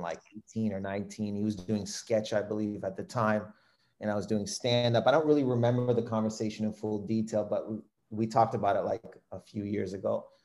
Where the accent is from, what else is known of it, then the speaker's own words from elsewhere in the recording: Windsor, Ontario, Canada; I was born in Windsor, Ontario. It's the city that I grew up